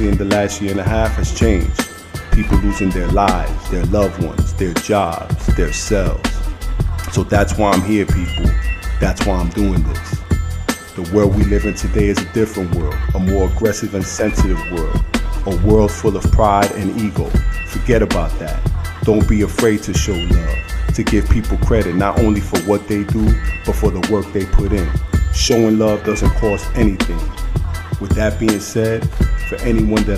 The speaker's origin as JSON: {"language": "English", "town": "New York City", "region": "New York", "country": "United States", "said": "I'm from Bed-Stuy, Brooklyn, from the projects"}